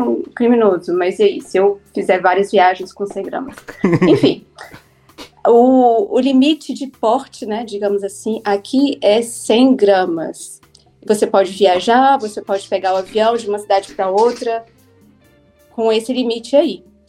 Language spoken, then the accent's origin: Portuguese; Brasília, Federal District, Brazil; now in Cape Town, South Africa; eu sou de Brasília, eu sou jornalista